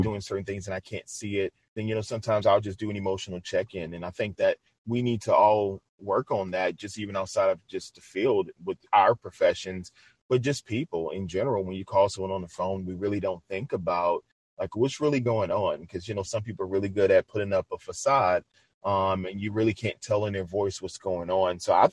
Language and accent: English; New Orleans, Louisiana, United States; moved away; I'm originally from New Orleans, Louisiana